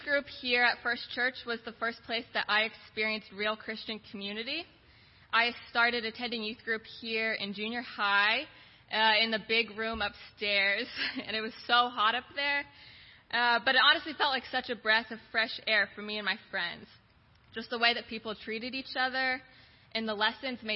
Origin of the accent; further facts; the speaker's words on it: New Knoxville, Ohio, United States; I grew up in New Knoxville, and I went to school here